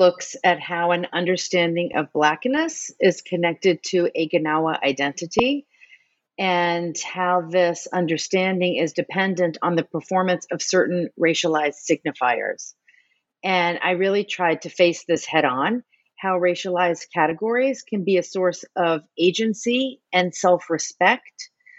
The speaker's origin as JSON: {"language": "English", "town": "New Orleans", "region": "Louisiana", "country": "United States", "tie": "born or raised there", "said": "And so as an American, and I grew up in New Orleans in the South, I was very sensitive to these racialized categories."}